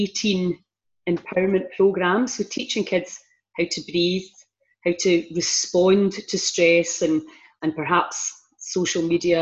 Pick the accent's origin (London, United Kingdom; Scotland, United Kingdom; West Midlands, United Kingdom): Scotland, United Kingdom; Argyll; we're from Argyll and we have a big, strong community network still to this day